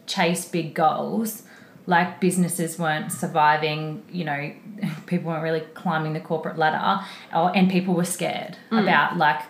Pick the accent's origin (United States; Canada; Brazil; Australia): Australia; Brisbane, Queensland; So I'm from Brisbane, born in Brisbane, still in Brisbane.